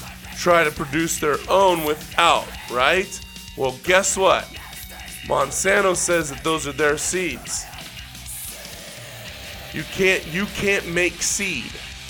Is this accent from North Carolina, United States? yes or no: no; Central San Joaquin Valley, California, United States; now in Salt Lake City, United States; where I grew up in Central San Joaquin Valley in California. We didn't go to the grocery store. We didn't have to. We went to my uncle's dairy to get fucking milk and cheese and butter.